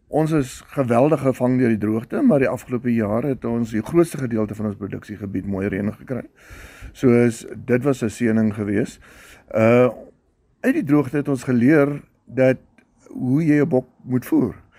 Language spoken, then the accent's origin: Afrikaans; South Africa; Ons hier in Suid-Afrika